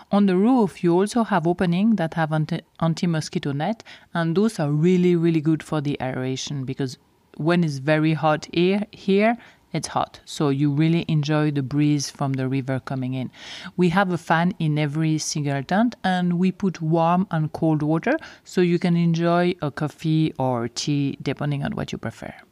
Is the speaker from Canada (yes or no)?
no; Switzerland; first language French; English is a second language; moved away as an adult; I was born and I grew up in Switzerland, close to Geneva, so I am from the French part of Switzerland, so my main language is actually French. I stayed in Switzerland until I was around 30 years old